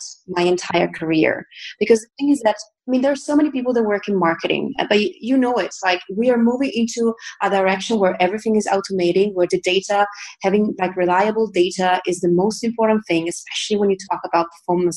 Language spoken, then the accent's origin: English; Italy; moved away as an adult; now in Berlin, Germany; I come from Italy